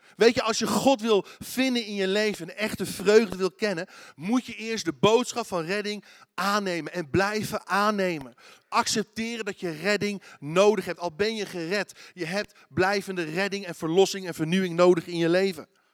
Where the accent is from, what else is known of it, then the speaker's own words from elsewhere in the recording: Netherlands; Als Nederlanders